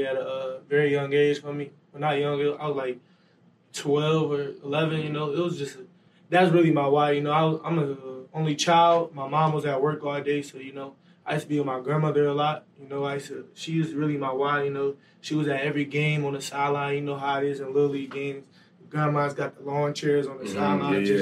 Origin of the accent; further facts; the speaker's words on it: Detroit, Michigan, United States; moved away as an adult; now in State College, United States; Being in Detroit, being raised there, it's not safe, especially from the side of town I'm from